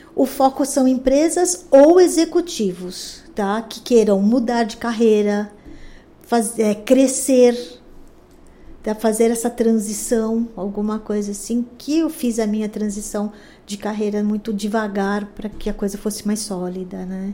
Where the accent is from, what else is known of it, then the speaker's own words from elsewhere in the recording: São Paulo, Brazil; eu nasci em São Paulo, eu sou bem paulistana mesmo. Nasci na Vila Mariana. Ah, depois eu cresci ali perto